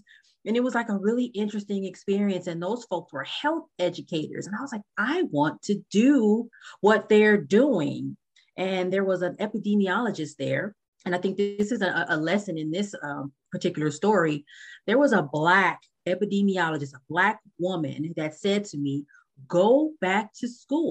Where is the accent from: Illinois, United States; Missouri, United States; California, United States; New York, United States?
California, United States; Los Angeles; I am from Los Angeles, California